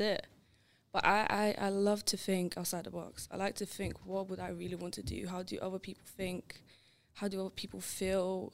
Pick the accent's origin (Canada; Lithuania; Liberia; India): Lithuania; English is a second language; now in England; growing up in Lithuania